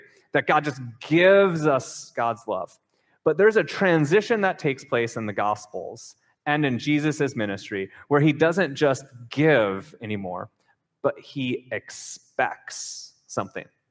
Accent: Minnesota, United States; moved away as an adult; also born or lived in North Carolina; I grew up in Minnesota

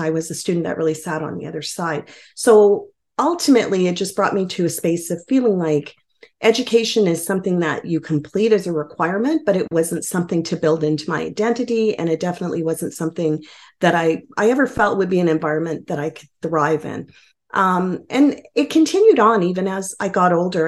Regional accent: Edmonton, Alberta, Canada; I uh, call myself a newcomer of over 40 years to Edmonton

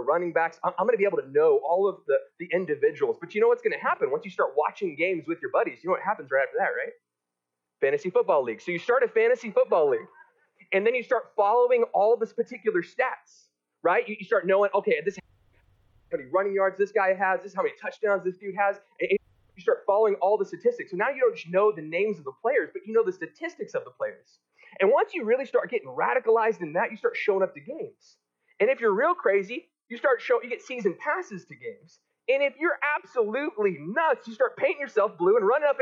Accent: Texas, United States; I'm from Texas

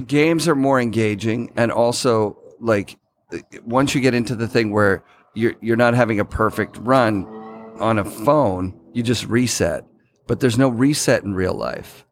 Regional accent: Sudbury, Ontario, Canada; now in Oregon, United States; I grew up in Sudbury, Ontario

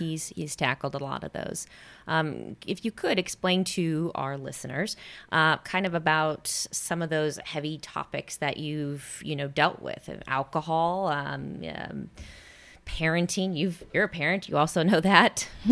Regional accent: small town Iowa, United States; moved away; I'm from Iowa

